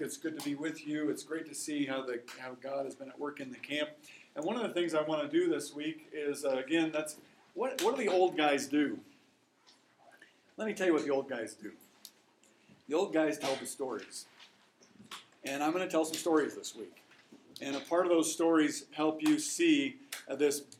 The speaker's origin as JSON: {"language": "English", "town": "Lincoln", "region": "Nebraska", "country": "United States", "said": "I'm from Lincoln, Nebraska"}